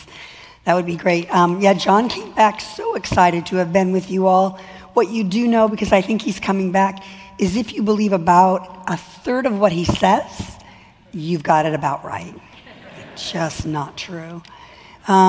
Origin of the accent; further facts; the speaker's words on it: California, United States; I'm from California